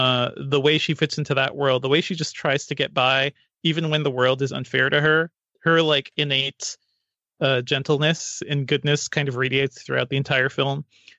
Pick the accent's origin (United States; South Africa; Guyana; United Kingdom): Guyana; born there; I was born in South America and I visited there a couple of times since then, in Guyana.